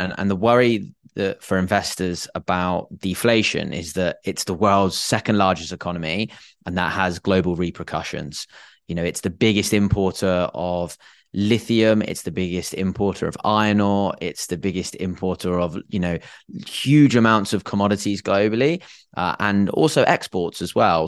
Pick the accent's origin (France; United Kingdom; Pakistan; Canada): United Kingdom; England; I am English